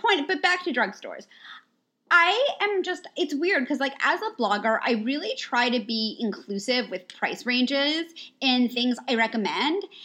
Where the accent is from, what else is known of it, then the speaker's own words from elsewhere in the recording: New York, United States; moved away as an adult; also born or lived in United Kingdom; now in Los Angeles, United States; we're both originally from New York